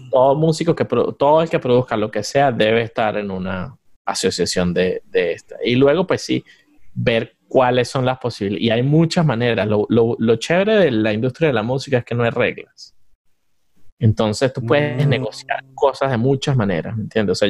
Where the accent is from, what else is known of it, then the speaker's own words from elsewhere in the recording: Venezuela; moved away as an adult; also born or lived in Hilton Head, South Carolina; now in Atlanta, United States; Yo me fui de Venezuela en 2004.